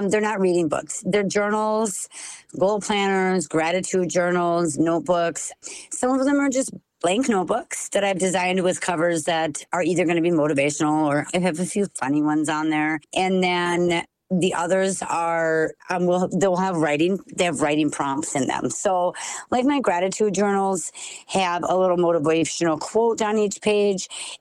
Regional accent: Sauk Centre, Minnesota, United States; I am from Sauk Center, Minnesota

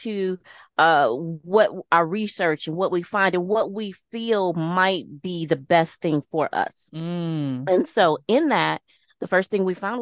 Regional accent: St. Louis, Missouri, United States; now in Las Vegas, United States; Originally born and raised in St. Louis, Missouri, now reside in Las Vegas.

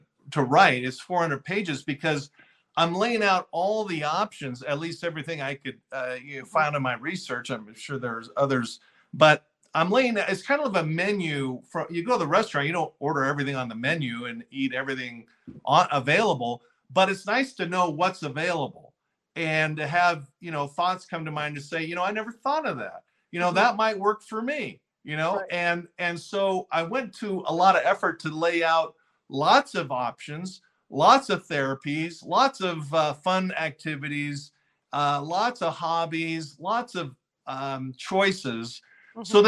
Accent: Fullerton, California, United States; I grew up in Fullerton, a little town in Southern California

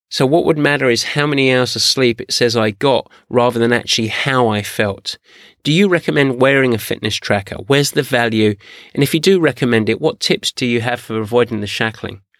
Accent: San Diego, California, United States; I'm from San Diego.

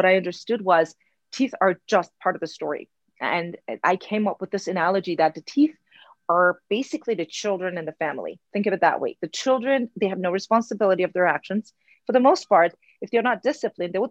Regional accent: Iran; English is a second language; moved away as an adult; now in United States; I grew up in Iran. I came to the United States 20 years ago. So half of my life, I lived in Iran, half of the United States.

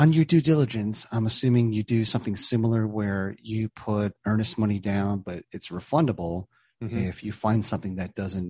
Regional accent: East Coast, United States; now in Midwest, United States; growing up on the East Coast

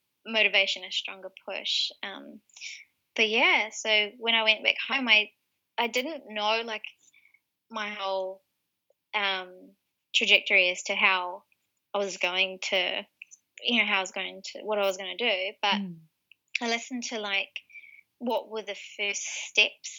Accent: Wellington, New Zealand; moved away as an adult; the Wellington area, which is my hometown

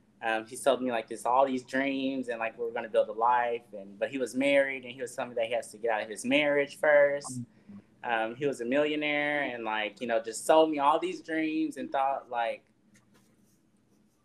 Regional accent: Dallas, Texas, United States; now in Austin, United States; originally from Dallas

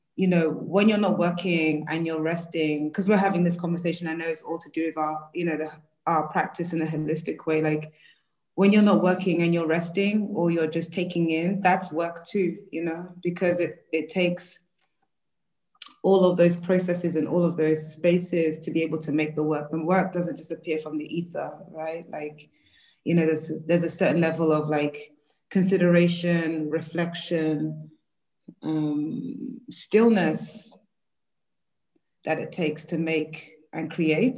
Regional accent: London, United Kingdom; African woman from and based in Peckham, South London.

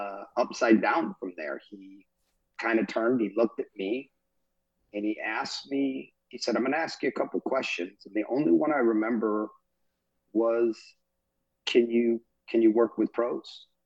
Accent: England, United Kingdom; I'm English as well. My mom's from Liverpool

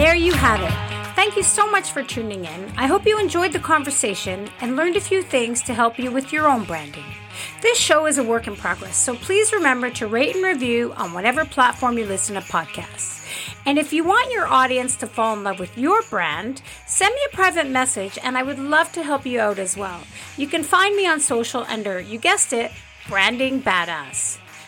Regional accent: Montreal, Quebec, Canada; now in Calgary, Canada; So I'm originally from Montreal, but I'm living in Calgary now out west.

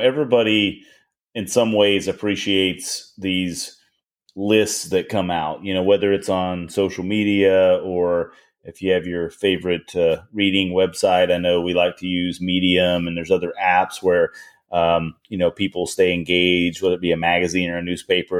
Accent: United States; I was born in America

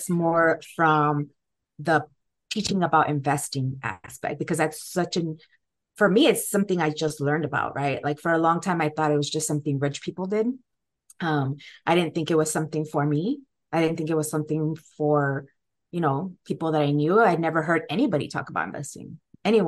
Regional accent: Guatemala; now in United States; I also wasn't born here, right? I came here from Guatemala

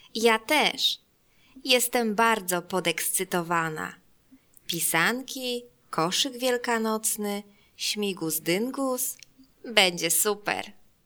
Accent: Germany; Polish is a second language; now in Warsaw, Poland; Jestem Niemką, ale teraz mieszkam w Polsce. Uczę się polskiego

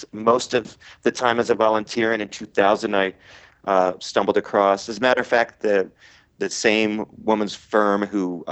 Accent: Philadelphia, Pennsylvania, United States; also born or lived in Montgomery County, Pennsylvania; I'm from Philly

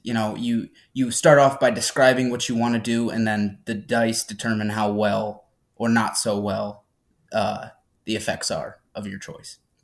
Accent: Averill Park, New York, United States; now in Albany, United States; I, I have grown up in Averill Park.

